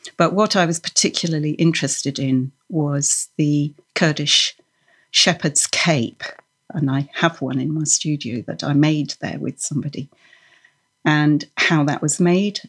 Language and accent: English; Norway; moved away; I was born in Norway, and I grew up embroidering with, with wool and knitting the traditional way